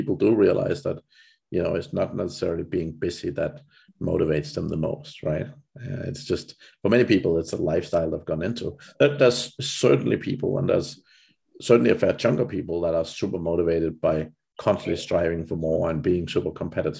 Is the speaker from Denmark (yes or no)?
yes; Denmark; moved away; I'm from Denmark originally